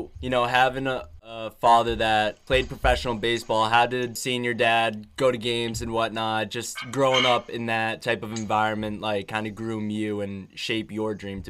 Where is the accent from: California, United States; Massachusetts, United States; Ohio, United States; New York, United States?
Massachusetts, United States; Boston area; I'm not right from Boston, just Boston area